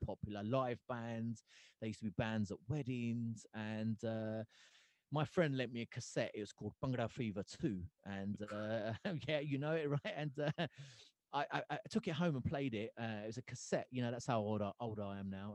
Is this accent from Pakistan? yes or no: no; Gravesend, South East England, United Kingdom; moved away as an adult; also born or lived in Hoshiarpur, India; now in Yorkshire, United Kingdom; that's where I grew up in Gravesend. I became a Gravesend boy